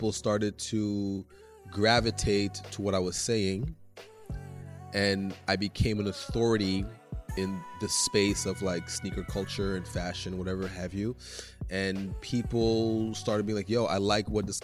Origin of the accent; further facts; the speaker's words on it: Montreal, Quebec, Canada; they didn't think I was from Montreal at first